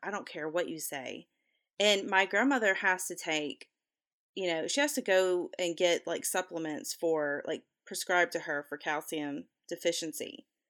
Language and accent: English; the South, United States; I'm from the South